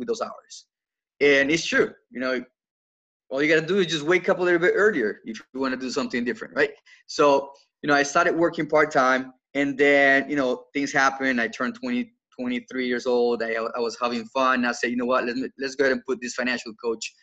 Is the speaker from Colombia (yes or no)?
yes; Colombia; now in South Carolina, United States; for those of you that can't get my accent, I'm not from here originally. I was born in Colombia in South America, in South Carolina.